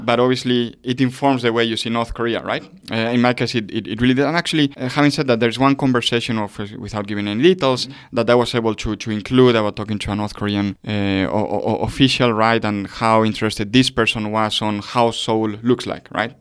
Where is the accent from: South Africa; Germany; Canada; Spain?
Spain; I come from Spain